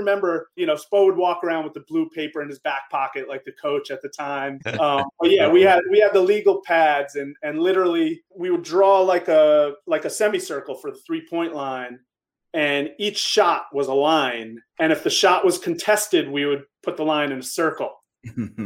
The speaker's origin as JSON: {"language": "English", "town": "Woodstock", "region": "New York", "country": "United States", "tie": "born or raised there", "said": "I grew up in Woodstock, New York, upstate New York, a small country town, no stoplights."}